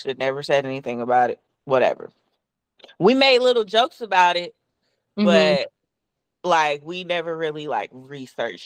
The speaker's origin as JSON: {"language": "English", "town": "Columbus", "region": "Ohio", "country": "United States", "also_born_or_lived": "Florida", "moved": "as an adult", "lives_now": "Atlanta, United States", "said": "I am originally from Columbus, Ohio. I recently moved to Atlanta, Georgia"}